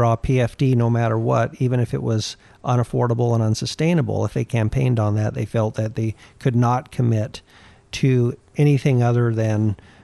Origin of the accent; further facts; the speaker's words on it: Alaska, United States; also born or lived in Anchorage, Alaska / Newhalen, Alaska; I grew up in little villages around Alaska.